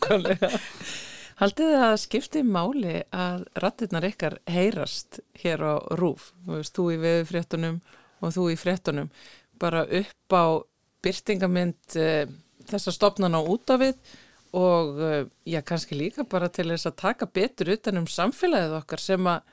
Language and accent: Icelandic; Iceland; ég fættu upp á linu í Íslandi